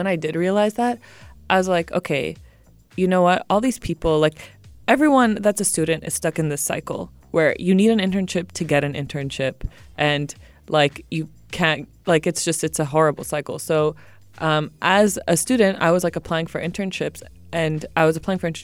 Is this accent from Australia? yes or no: no; Sharjah, United Arab Emirates; also born or lived in France / Malibu, California / Tunisia; I grew up here in Sharjah.